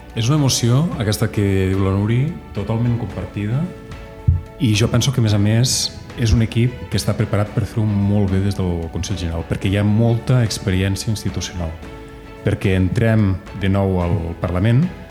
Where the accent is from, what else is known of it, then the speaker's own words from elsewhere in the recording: Andorra; A casa com la majoria de famílies andorranes que estem barrejats també amb gent de amb altres famílies d'aquí a Andorra